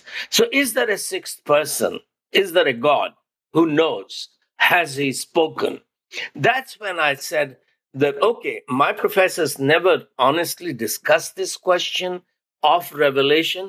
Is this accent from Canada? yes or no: no; India; first language Hindi; English is a second language; Hindi, which is my mother tongue